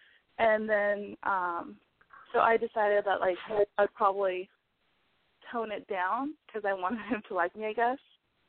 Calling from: Washington, United States; I'm 21, and I'm calling from Washington.

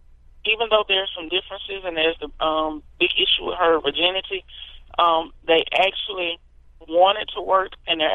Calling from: Foxworth, Mississippi, United States; I'm calling from Foxworth, Mississippi.

